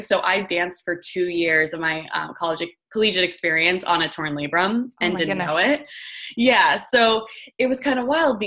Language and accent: English; New Jersey, United States; also born or lived in Michigan; I live out in New Jersey and I grew up in New Jersey.